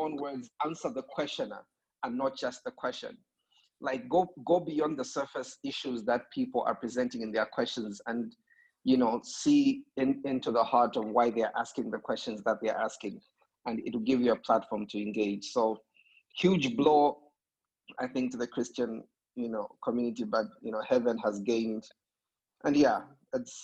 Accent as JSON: {"language": "English", "country": "Zambia", "said": "I'm from Zambia"}